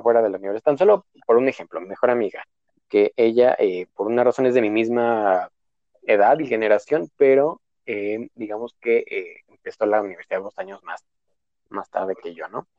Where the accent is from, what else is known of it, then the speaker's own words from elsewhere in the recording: Dolores Hidalgo, Guanajuato, Mexico; moved away as an adult; now in León, Mexico; yo soy de Dolores Hidalgo, pues es un huevito que solamente vive de, de, de la del turismo